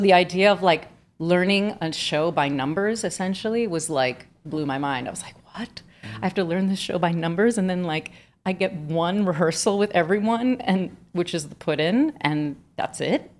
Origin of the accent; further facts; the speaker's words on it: Miami, Florida, United States; moved away; I'm from Miami